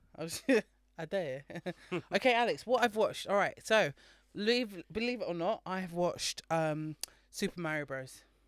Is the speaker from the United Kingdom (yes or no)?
yes; United Kingdom; being British in Britain right now